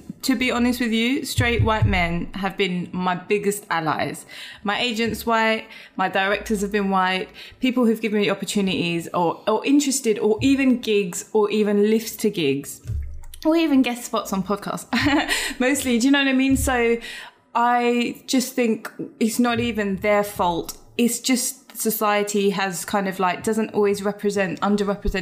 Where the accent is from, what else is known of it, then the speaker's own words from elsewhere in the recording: London, United Kingdom; I'm from Britain, but sometimes people will question that just based on how I look